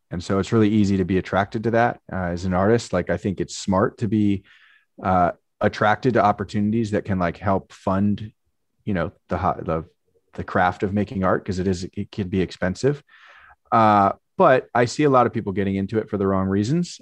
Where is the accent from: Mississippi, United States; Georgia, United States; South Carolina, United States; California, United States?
California, United States; Marin County, Bay Area; I grew up in the Bay Area